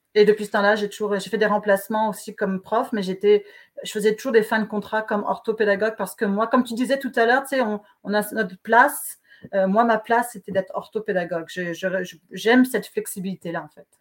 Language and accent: French; France; accent: French; moved away; comme on peut le voir à mon accent, je, suis née en France